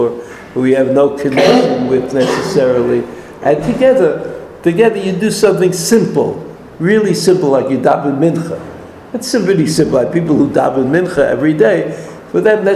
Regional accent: New York, United States; now in Israel; I didn't grow up in America, I grew up in New York

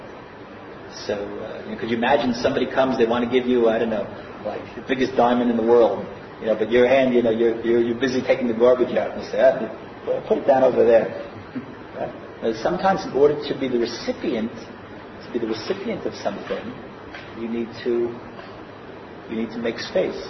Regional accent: United States; now in Israel; I grew up in America.

